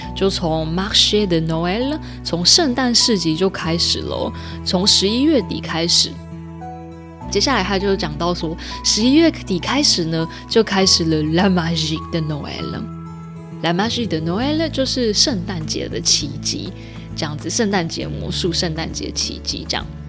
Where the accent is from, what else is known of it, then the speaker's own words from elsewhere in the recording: central Taiwan, Taiwan; 我是中部人，所以是Chaud